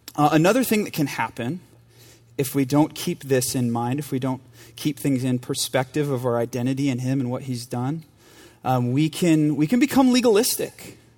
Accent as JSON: {"language": "English", "country": "United States", "tie": "born or raised there", "moved": "yes", "said": "my home church and my hometown in front of people who went to high school with me"}